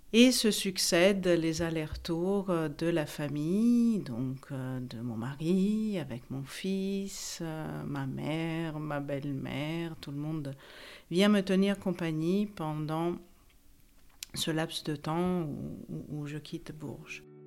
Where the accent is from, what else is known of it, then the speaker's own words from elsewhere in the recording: Italy; also born or lived in Paris; now in France; j'ai 51 ans, je suis italienne